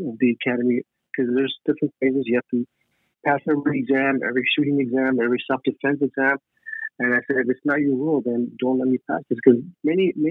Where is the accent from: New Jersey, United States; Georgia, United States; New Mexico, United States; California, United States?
California, United States; Los Angeles; I grew up in East Los Angeles